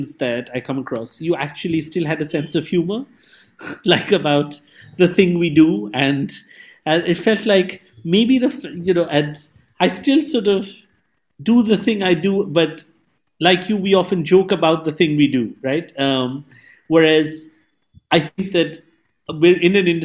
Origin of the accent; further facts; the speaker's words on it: Mumbai, Maharashtra, India; English is a second language; moved away; I'm from Mumbai